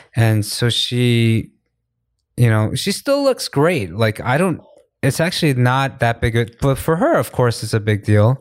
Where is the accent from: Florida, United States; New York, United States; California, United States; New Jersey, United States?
New York, United States; now in Korea; New York, I'm from New York